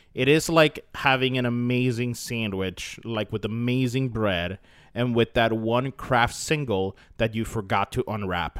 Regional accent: Florida, United States; we're, we're all from Florida

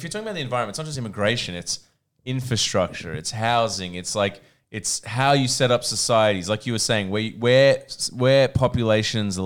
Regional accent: Sydney, New South Wales, Australia; I was born in Sydney.

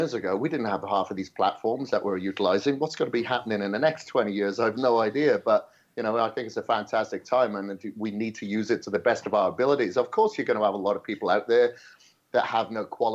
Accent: Wales, United Kingdom; moved away; I was growing up in Wales. on a farm

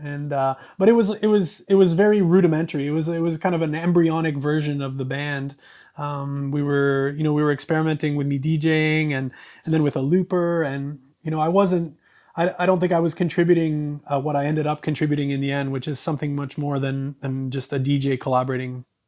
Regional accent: Canada; growing up in Canada

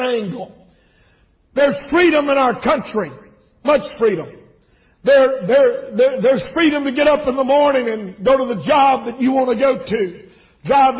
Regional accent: United States; I am an American

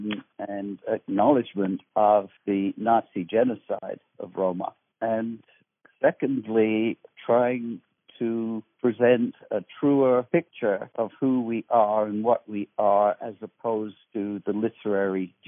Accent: United Kingdom; I was born in Britain

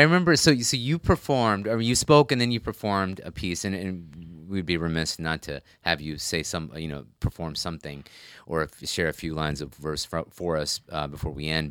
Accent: United States; growing up in America, I mean, and s, very much growing up and coming of age in, quote, unquote, nineties Islam in America

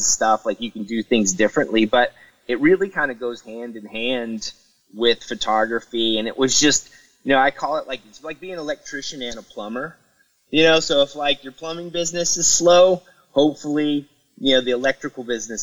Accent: Knoxville, Tennessee, United States; I grew up in Knoxville, Tennessee

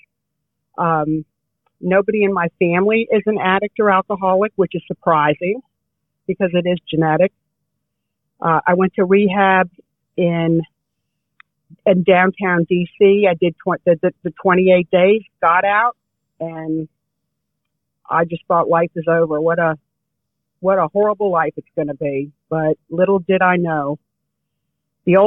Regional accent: Bethesda, Maryland, United States; I grew up, was born and raised in Bethesda, Maryland

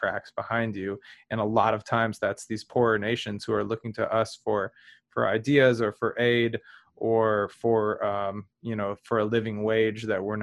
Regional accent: United States; I'm American

